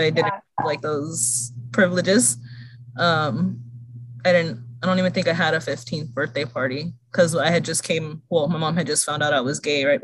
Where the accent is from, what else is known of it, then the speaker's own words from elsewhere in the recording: Stockton, California, United States; I'm from Stockton, and I came out, let me see, in 2004 or 2005. So back then, like growing up in a smaller town